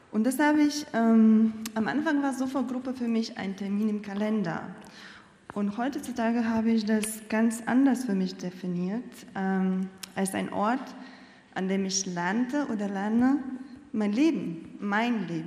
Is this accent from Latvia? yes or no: yes; Latvia; ich bin in Lettland aufgewachsen, in einer großen Familie. Und damals, ähm, das Denken der Menschen und das Leben wurde sehr stark geprägt von dem Kulturgut und Gedankengut der Sowjetunion.